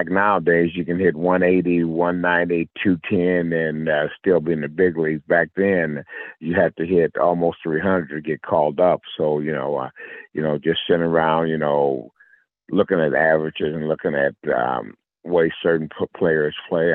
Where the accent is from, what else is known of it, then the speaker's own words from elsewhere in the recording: Decatur, Illinois, United States; also born or lived in Memphis, Tennessee; I grew up in a little small town in Illinois.